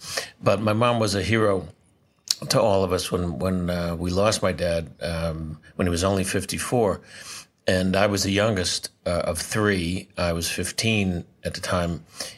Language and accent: English; New York City, New York, United States; I was born in New York City, Doctor's Hospital, March 14th, 1948.